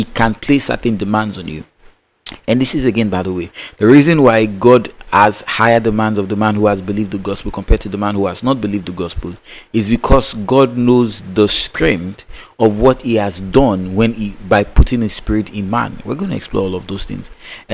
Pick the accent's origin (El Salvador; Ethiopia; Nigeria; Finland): Nigeria; Growing up in the Nigerian education system